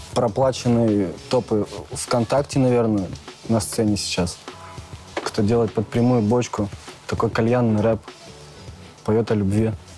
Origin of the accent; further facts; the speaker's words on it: Tyumen, Tyumen Oblast, Russia; Я из Тюмени